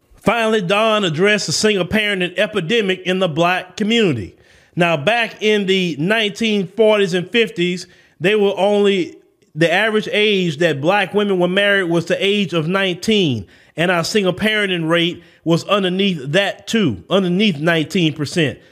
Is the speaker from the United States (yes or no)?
yes; the South, United States; accent: Southern; I'm from the South